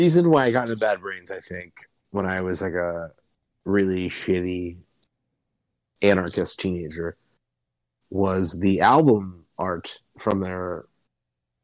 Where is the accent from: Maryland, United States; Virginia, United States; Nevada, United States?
Maryland, United States; Baltimore; moved away; being like an East Coast guy, I'm from Baltimore, so like DC's not far away